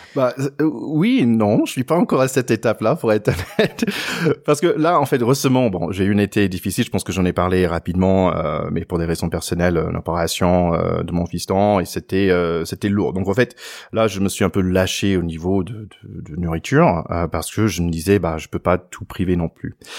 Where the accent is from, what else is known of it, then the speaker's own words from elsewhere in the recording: United States; moi en tant qu'Américain